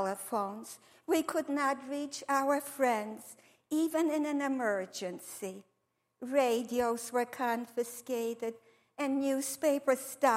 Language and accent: English; Warsaw, Masovian Voivodeship, Poland; moved away; I was born on Miwa Street in the heart of the then vibrant Jewish neighborhood in Warsaw, Poland.